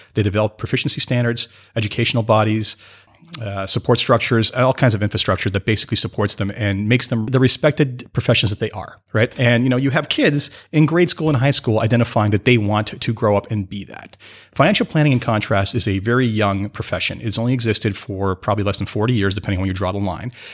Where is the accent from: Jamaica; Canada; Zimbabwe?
Canada; I am from Canada